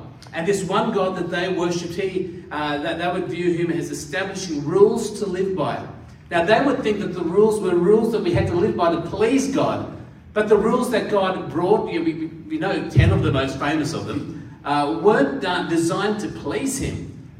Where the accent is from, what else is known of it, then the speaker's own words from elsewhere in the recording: India; born there; I was born in India, hence the tan that I have.